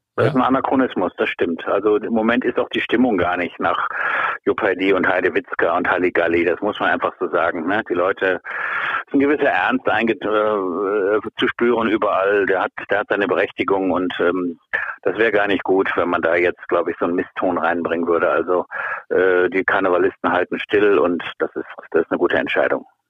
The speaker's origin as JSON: {"language": "German", "region": "Rhineland", "country": "Germany", "said": "ich sehe mich als, als Rheinländer"}